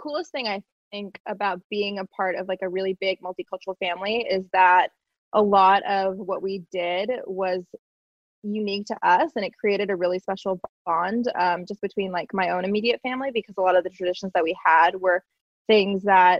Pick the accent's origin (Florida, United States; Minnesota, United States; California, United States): Florida, United States; Boca Raton; born there; So I was born in Boca Raton, Florida, and I was born into a really, really big family